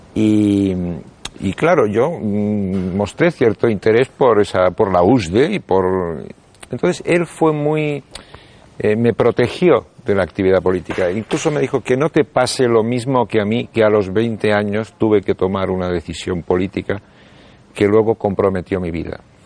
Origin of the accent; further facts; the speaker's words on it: Buenos Aires, Argentina; now in Spain; Yo nací en Buenos Aires y llegué aquí a España en el año 1969